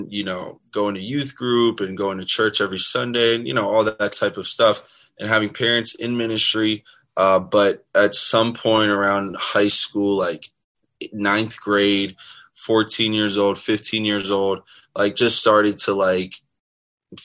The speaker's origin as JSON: {"language": "English", "region": "South Florida", "country": "United States", "tie": "born or raised there", "also_born_or_lived": "Maryland", "said": "I was born in Maryland, but we moved to Florida sometime in like first grade, I think. So I live most of my life here in South Florida."}